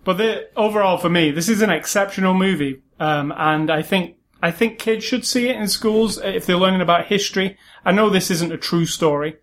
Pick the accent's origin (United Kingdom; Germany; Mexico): United Kingdom; being British